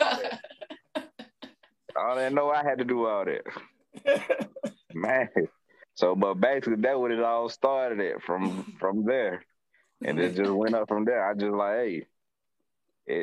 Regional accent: Atlanta, Georgia, United States; born and raised in Atlanta, you know what I'm saying? Originally Grady baby.

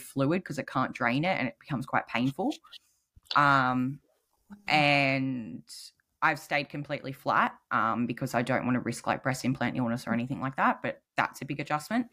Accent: New South Wales, Australia; I'm from New South Wales

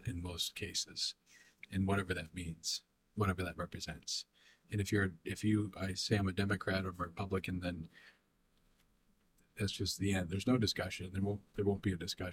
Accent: United States; as American people

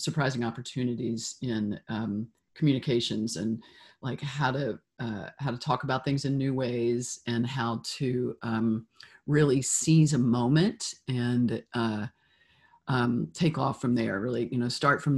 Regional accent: Memphis, Tennessee, United States; now in San Francisco, United States; I grew up in Memphis, which was hugely formative for me

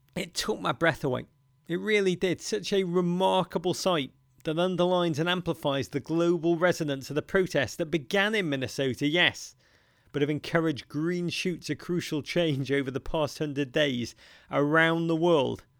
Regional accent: Liverpool, North West England, United Kingdom; growing up in Liverpool in the 1970s and 80s

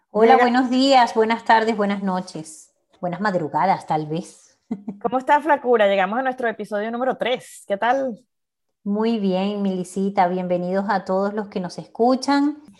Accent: Naguanagua, Carabobo, Venezuela; moved away as an adult; also born or lived in United States / Valencia, Venezuela; now in Houston, United States; Yo vivo en Madrid. Y yo en Houston, pero ambas nacimos y crecimos

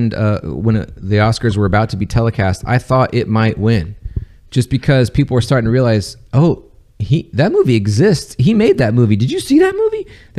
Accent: Southern California, United States; I grew up in Southern California and even I thought it was campy.

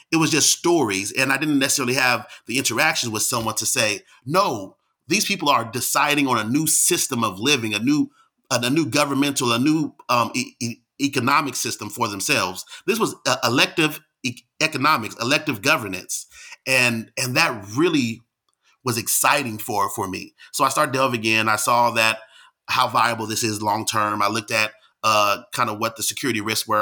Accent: Bay Area, California, United States; moved away as an adult; also born or lived in Washington, D.C. / Pittsburgh, Pennsylvania; I'm from California in the Bay Area

